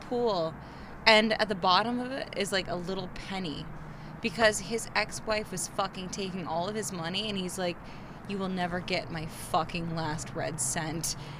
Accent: Missouri, United States; now in Florida, United States; I grew up in Missouri

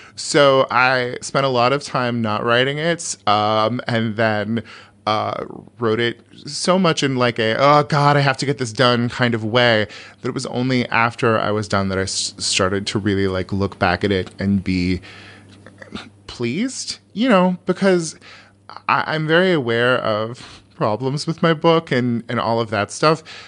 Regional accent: California, United States; I'm from California

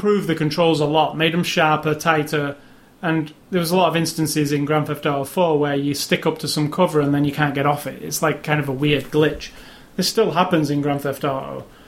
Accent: United Kingdom; I'm British

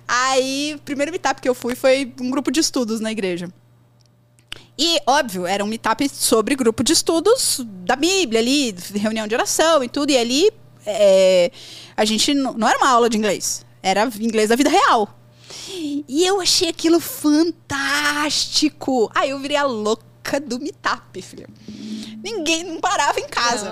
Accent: São Paulo, Brazil; moved away as an adult; now in Espírito Santo, Brazil; eu sou de São Paulo, mas eu moro hoje no Espírito Santo

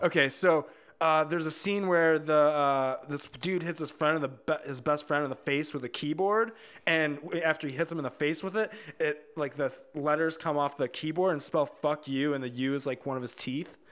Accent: Hobart, Indiana, United States; We all grew up in, uh, like, Northwest Indiana, about four, w, in a town called Hobart

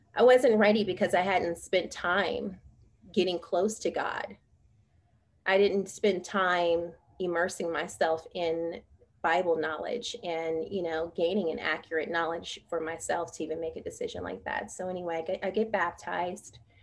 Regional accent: San Francisco, California, United States; I'm originally from San Francisco, the Bay Area, and I was brought up in a single parent household

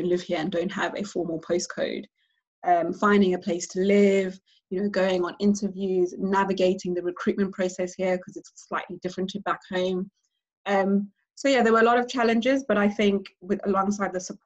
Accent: South Africa; moved away as an adult; now in United Kingdom; being a South African, I think I took for granted how candid we are back home

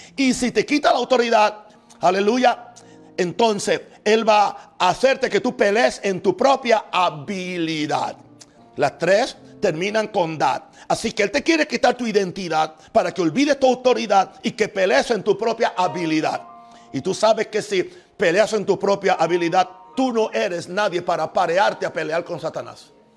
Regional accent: United States; soy gringo, no porque soy americano

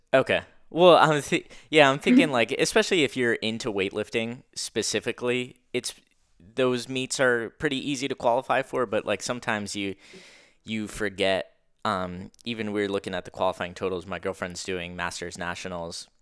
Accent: Pennsylvania, United States; I'm from Pennsylvania

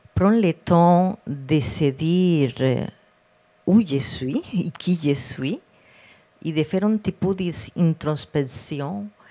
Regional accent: Cartagena, Bolívar, Colombia; French is a second language; moved away as an adult; now in Quebec, Canada; j'ai grandi en Colombie, eh, dans une ville près de la mer, Cartagène

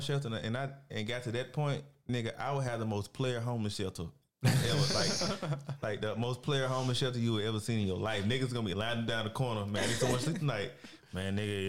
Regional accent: the South, United States; And I'm from the South

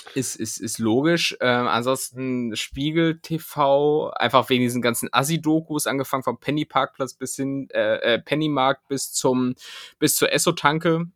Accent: Hameln, Lower Saxony, Germany; als Schüler auch, so, keine Ahnung, weil, weil es in Hameln jetzt auch nicht groß andere Sachen zu tun gab

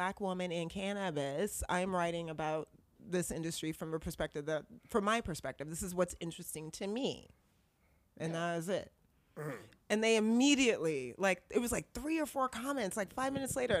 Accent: Berkeley, California, United States; I grew up in Berkeley.

